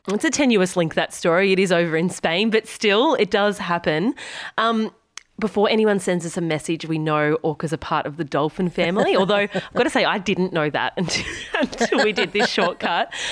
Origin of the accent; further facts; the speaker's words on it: Bermagui, New South Wales, Australia; I'm from Bermagui, or Bermi, as we call it, on the far south coast of New South Wales